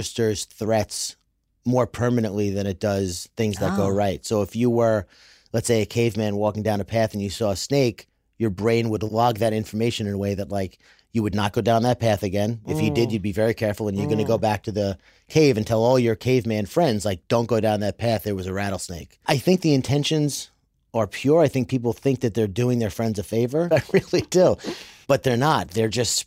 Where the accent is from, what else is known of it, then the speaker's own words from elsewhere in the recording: New York, United States; I'm from New York